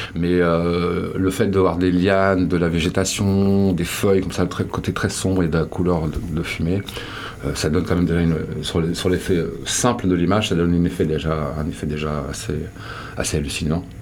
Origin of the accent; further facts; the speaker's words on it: Landes, Arcachon Basin, Nouvelle-Aquitaine, France; moved away as an adult; also born or lived in Brazil / United States; j'ai été élevé dans les Landes, j'ai été élevé sur le bassin de racachon